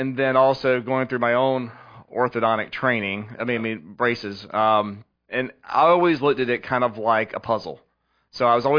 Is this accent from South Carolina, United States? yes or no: yes; West Columbia, South Carolina, United States; So I grew up here in West Columbia, airport grad